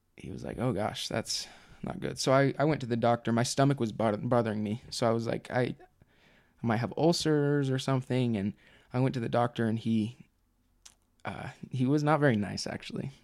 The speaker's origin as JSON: {"language": "English", "town": "Provo", "region": "Utah", "country": "United States", "said": "I'm from Provo, Utah"}